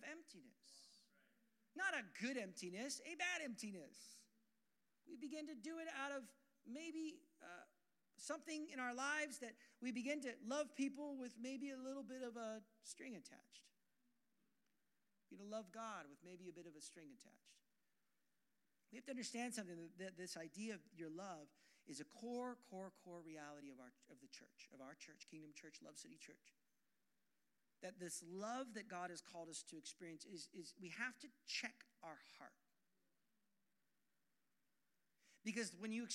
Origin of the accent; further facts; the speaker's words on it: Portland, Oregon, United States; I'm from Portland, Oregon